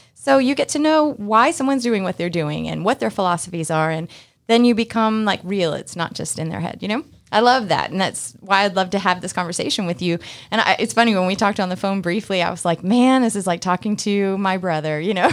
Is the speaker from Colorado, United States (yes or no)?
no; Massachusetts, United States; now in Georgia, United States; I'm from Massachusetts, too